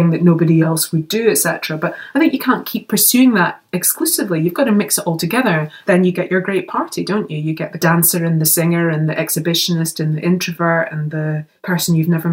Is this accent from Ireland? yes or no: no; Scotland, United Kingdom; as a Scottish girl.